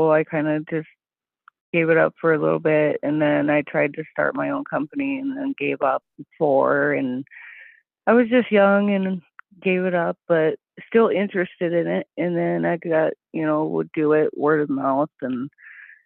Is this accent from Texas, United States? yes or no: no; Salt Lake City, Utah, United States; now in Wisconsin, United States; growing up, I grew up in Salt Lake City, Utah